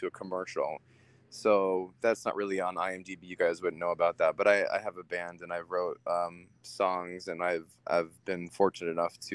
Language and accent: English; Utah, United States; also born or lived in Pennsylvania; now in California, United States; I'm Jewish, and so growing up in Utah was definitely interesting